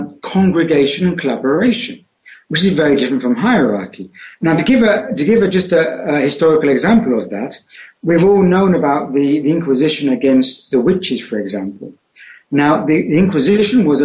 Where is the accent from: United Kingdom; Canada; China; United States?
United Kingdom; accent: British; moved away; I was born in the center of the UK